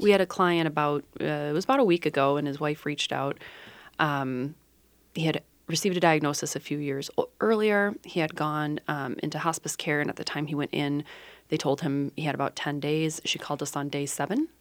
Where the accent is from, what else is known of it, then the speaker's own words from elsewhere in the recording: Dubuque, Iowa, United States; in my hometown of Dubuque, Iowa when I was fourteen